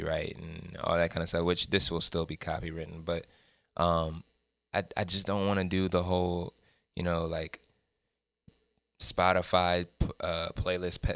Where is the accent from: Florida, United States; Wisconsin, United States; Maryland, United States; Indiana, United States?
Maryland, United States; Salisbury; Salisbury, Maryland, that's my hometown